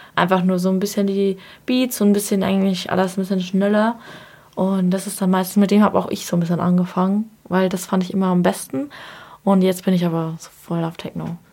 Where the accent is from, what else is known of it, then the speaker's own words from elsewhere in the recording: Bavaria, Germany; now in Dresden, Germany; Ich komme ja aus Bayern